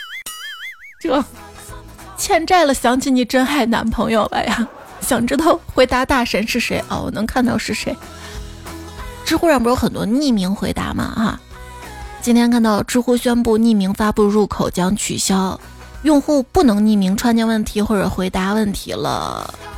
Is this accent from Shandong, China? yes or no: no; Xi'an, Shaanxi, China; 作为一个西安人